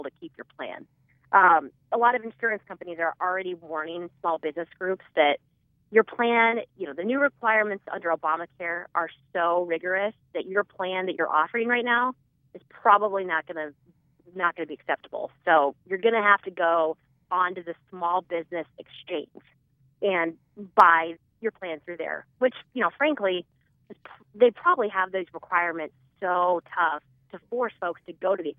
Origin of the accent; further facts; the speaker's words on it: Omaha, Nebraska, United States; moved away as an adult; also born or lived in Washington, D.C.; I am originally from Nebraska. I'm a native Nebraskan from Omaha